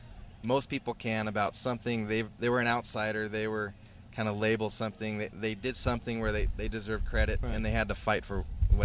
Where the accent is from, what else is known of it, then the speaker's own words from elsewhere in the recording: Seattle, Washington, United States; Yeah, New York, L.A., and Seattle, which is my hometown.